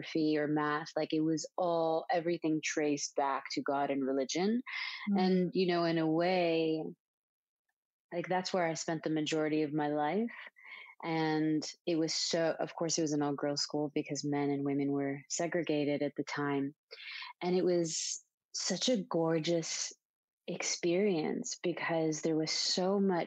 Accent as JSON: {"language": "English", "town": "Dhahran", "region": "Eastern Province", "country": "Saudi Arabia", "tie": "born or raised there", "moved": "as an adult", "lives_now": "Los Angeles, United States", "said": "I'm from Saudi Arabia. I was born and raised there. I grew up in such an interesting place called Saudi Aramco"}